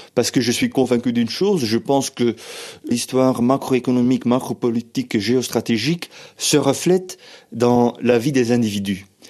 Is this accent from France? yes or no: no; Flanders, Belgium; first language Dutch; French is a second language; now in Brussels, Belgium; moi, je suis flamand, je suis belge d'expression euh, néerlandophone, et je viens d'une région où